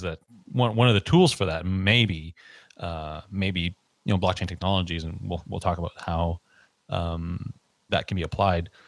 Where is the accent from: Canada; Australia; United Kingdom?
Canada; growing up in Canada